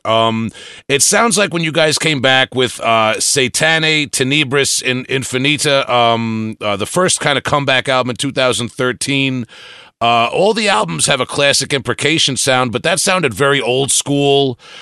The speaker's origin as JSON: {"language": "English", "area": "Long Island", "region": "New York", "country": "United States", "said": "I'm from Long Island, New York, so I I, have, I can't pronounce anything right"}